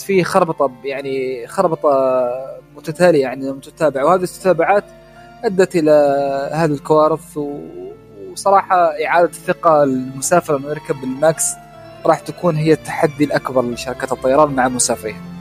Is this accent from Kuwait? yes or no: no; Oman; احنا كسلطنه عمان